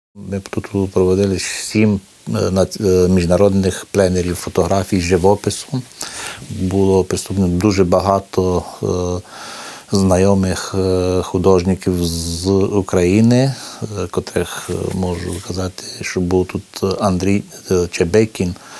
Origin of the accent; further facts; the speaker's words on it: Maramureș County, Romania; ми тут жили в одному такому одному куточку Мараморощини